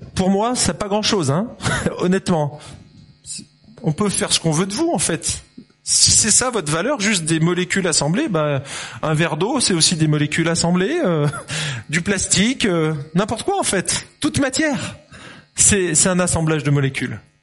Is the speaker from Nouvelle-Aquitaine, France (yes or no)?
no; Lyon, Auvergne-Rhône-Alpes, France; moved away; also born or lived in Dijon / Geneva; je suis né en 71, à Lyon exactement, le pays de la quenelle